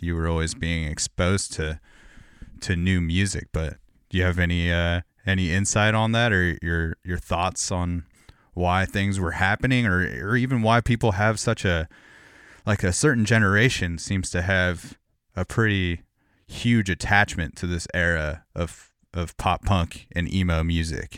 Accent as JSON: {"language": "English", "town": "Corona", "region": "California", "country": "United States", "tie": "born or raised there", "moved": "yes", "lives_now": "Portland, United States", "said": "I grew up in Corona, California"}